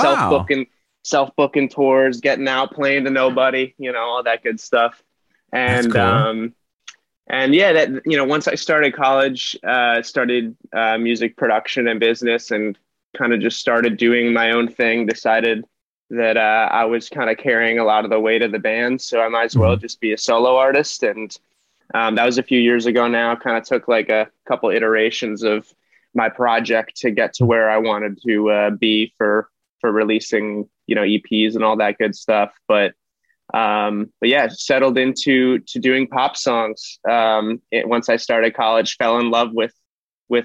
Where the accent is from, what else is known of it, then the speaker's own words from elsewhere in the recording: Los Angeles, California, United States; also born or lived in Boston / Studio City, Los Angeles; I'm from Los Angeles, born and raised, southern part of Los Angeles